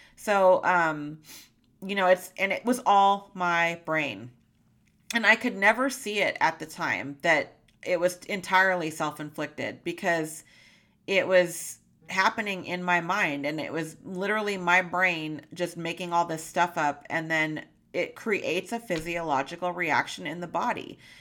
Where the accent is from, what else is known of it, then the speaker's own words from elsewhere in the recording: California, United States; moved away as an adult; now in Montana, United States; my lifelong home in California